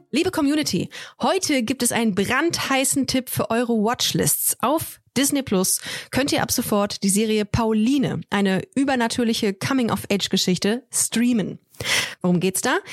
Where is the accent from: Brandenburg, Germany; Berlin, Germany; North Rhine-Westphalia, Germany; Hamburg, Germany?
North Rhine-Westphalia, Germany; Düsseldorf; ich bin in Düsseldorf groß geworden, habe da auch Abi gemacht